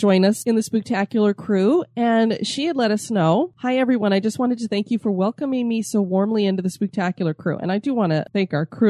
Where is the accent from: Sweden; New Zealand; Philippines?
Philippines; It's very rare for me to hear about my home country in a podcast